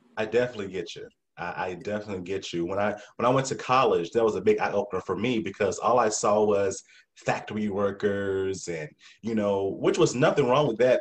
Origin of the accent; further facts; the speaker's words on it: South Carolina, United States; I'm country too from South Carolina